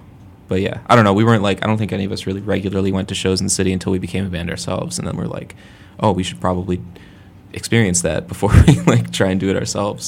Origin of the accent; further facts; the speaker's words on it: Lombard, Illinois, United States; We're all from Lombard.